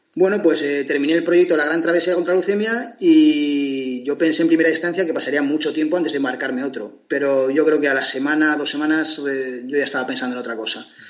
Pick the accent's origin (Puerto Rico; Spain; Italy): Spain; Portugalete, Basque Country; Portugalete, donde yo nací